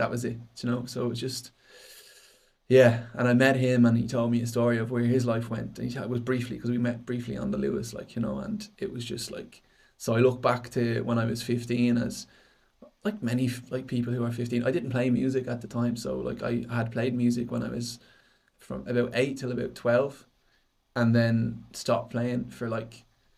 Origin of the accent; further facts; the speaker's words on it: Dublin, Leinster, Ireland; I grew up in Tallis